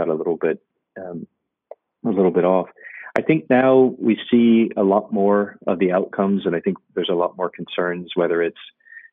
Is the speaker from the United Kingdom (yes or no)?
no; Ireland; being Irish